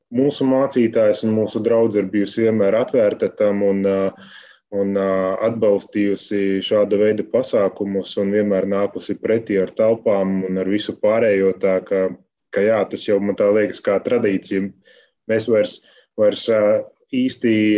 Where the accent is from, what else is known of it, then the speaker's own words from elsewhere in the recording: Ikšķile, Ogre Municipality, Latvia; Mēs esam no Ikšķules